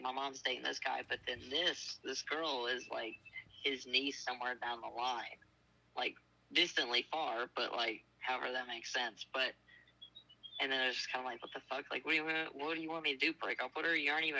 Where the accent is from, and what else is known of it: Kentucky, United States